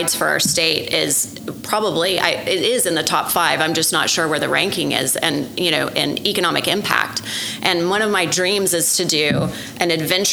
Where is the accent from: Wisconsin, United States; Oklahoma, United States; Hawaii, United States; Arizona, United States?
Oklahoma, United States; Norman; I grew up in Norman, and we had a program in high school